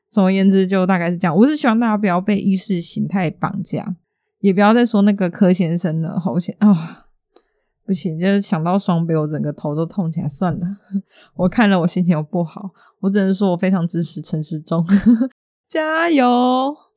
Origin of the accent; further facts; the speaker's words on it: Taiwan; 就身为一个台湾人